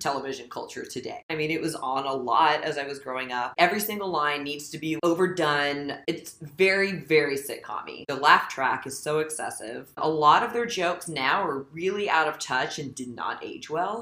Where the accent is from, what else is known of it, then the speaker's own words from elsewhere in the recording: the South, United States; I'm from the South